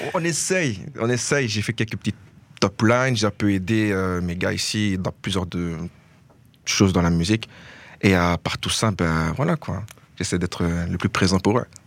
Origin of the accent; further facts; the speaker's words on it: Verviers, Wallonia, Belgium; chez nous à Verviers